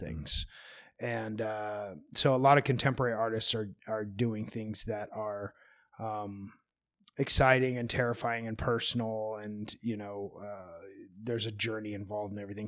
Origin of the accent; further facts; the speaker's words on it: United States; I'm an American